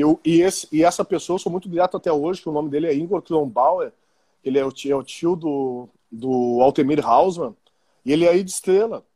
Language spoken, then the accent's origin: Portuguese; Porto Alegre, Rio Grande do Sul, Brazil; eu sou nascido e criado em Porto Alegre